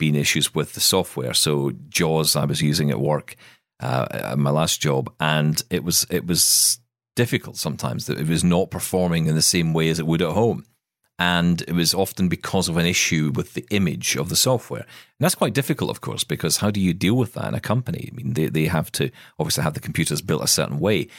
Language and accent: English; Scotland, United Kingdom; as a Scotsman